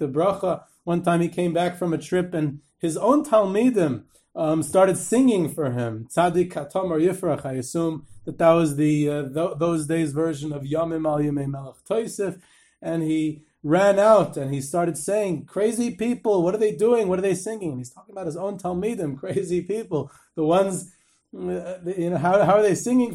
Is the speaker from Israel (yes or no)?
yes; Israel; I'm from Eretz Yisrael, and I'm used to the warmer climate